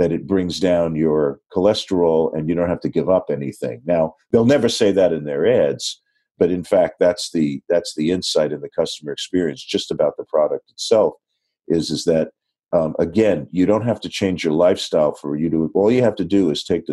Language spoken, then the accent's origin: English; New York, United States; I'm a New Yorker